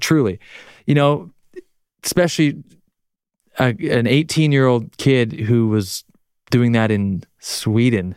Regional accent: Canada; accent: Canadian; I'm Canadian

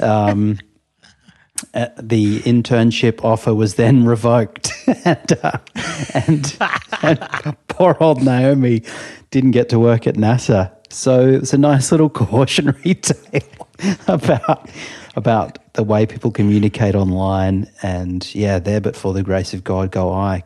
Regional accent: Melbourne, Victoria, Australia; now in London, United Kingdom; "Where are you from?" And I said, "Melbourne."

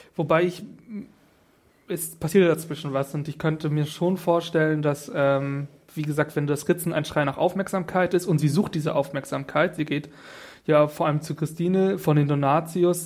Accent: Northern Germany, Germany; also born or lived in Kiel; ich komme ja auch aus dem Norden

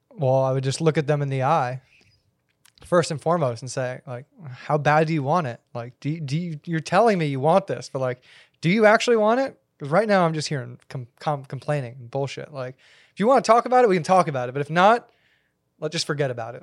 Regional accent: United States; being an American

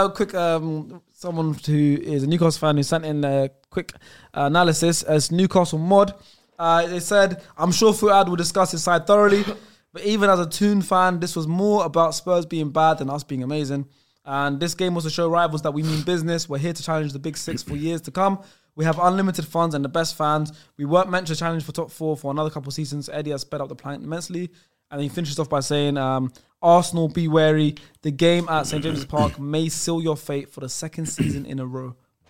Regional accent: Puntland, Somalia; I'm from Puntland.

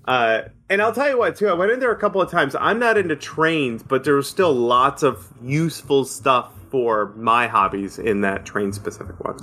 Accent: near Syracuse, upstate New York, United States; moved away; my hometown, my little um, town in upstate New York

